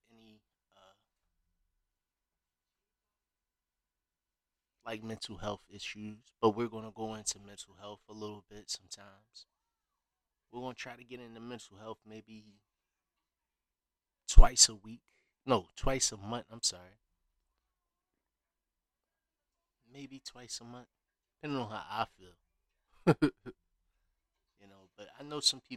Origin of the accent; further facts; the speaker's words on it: Philadelphia, Pennsylvania, United States; also born or lived in Compton, California / Chicago / Los Angeles / Las Vegas; I grew up mainly based in North Philadelphia